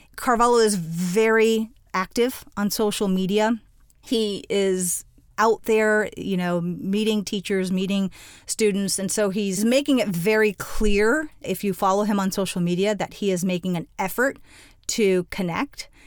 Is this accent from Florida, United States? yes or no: yes; Miami, Florida, United States; moved away; Born and raised in Miami, I'm the daughter of Cuban immigrants